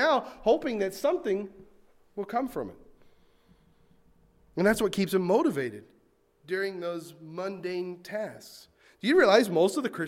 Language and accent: English; North Carolina, United States; I grew up in North Carolina